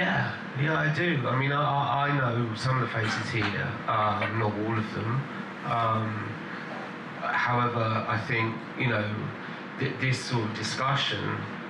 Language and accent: English; London, United Kingdom; now in Dubai, United Arab Emirates; I came from London, so you have the mainstream, you have the chart acts